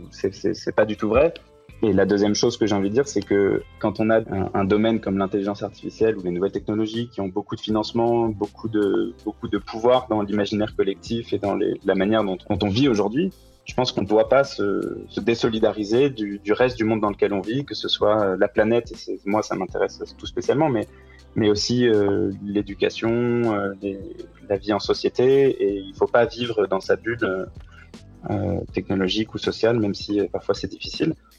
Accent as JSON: {"language": "French", "country": "France", "moved": "as an adult", "lives_now": "Montreal, Canada", "said": "je suis français, j'ai fait mes études en France et je suis venu au Canada en janvier 2019"}